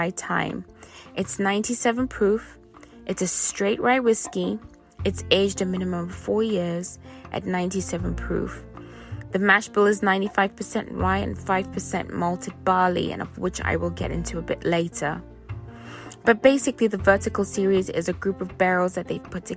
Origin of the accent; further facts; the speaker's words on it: Zimbabwe; moved away; I grew up in Zimbabwe, and so I do have some British influences in my upbringing